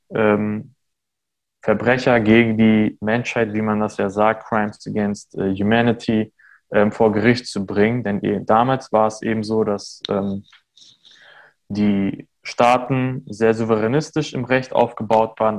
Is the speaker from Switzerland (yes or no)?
no; Armenia; born or raised there; now in Germany